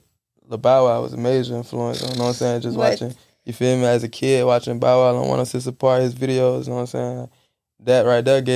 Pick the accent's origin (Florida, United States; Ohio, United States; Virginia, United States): Florida, United States; Jacksonville; I'm from Jacksonville